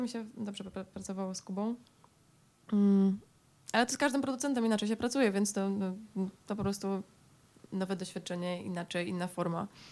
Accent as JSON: {"language": "Polish", "region": "Silesian Voivodeship", "country": "Poland", "said": "oboje pochodzimy ze Śląska"}